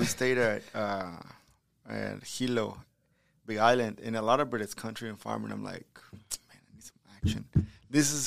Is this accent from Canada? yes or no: no; Mexico City, Mexico; moved away; also born or lived in Galveston, United States; I'm from Mexico City